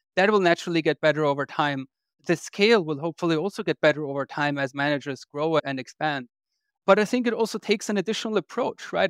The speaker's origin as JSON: {"language": "English", "region": "Vienna", "country": "Austria", "tie": "born or raised there", "also_born_or_lived": "London, United Kingdom", "moved": "as an adult", "lives_now": "United States", "said": "I grew up in Austria. I'm actually Austrian. I grew up in Vienna"}